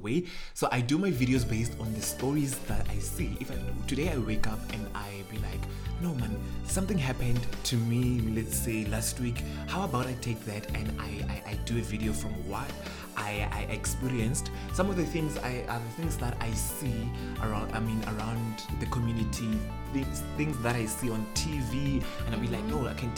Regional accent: South Africa; first language Sepedi; English is a second language; I'm very proud of being Sepedi

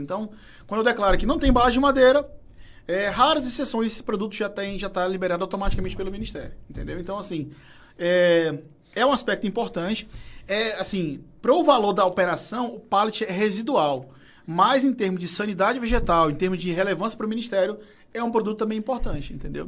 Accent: Fortaleza, Ceará, Brazil; eu sou da Messejana

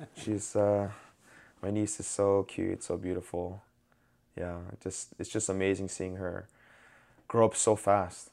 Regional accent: New York, United States; I'm from New York

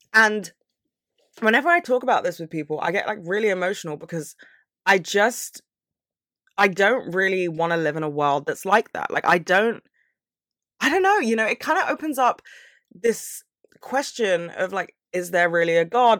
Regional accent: London, United Kingdom; I'm from London

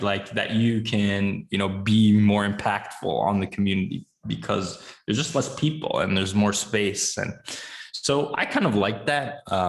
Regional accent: California, United States; I grew up in California

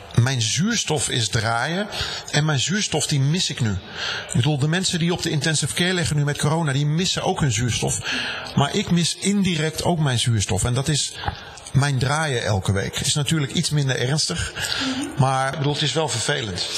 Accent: Rhenen, Utrecht, Netherlands; ik kom uit de buurt van uh, Veenendaal. Ik ben geboren in Renen. Daar ben ik opgegroeid.

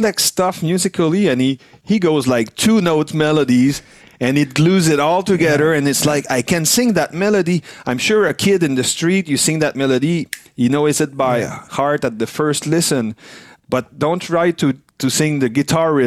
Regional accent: Quebec, Canada; first language French; English is a second language; we're French Canadian, but we also are close to surrounded by English speaking people and English that we learned to speak on tour

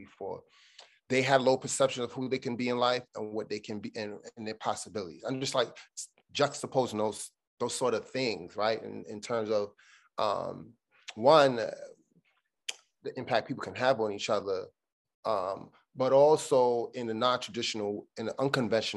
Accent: New York City, New York, United States; I'm from Brooklyn, we grew up in Brooklyn

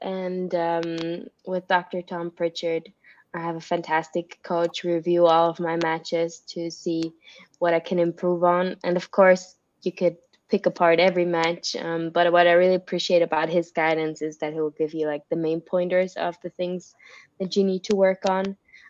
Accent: Switzerland; From Switzerland.

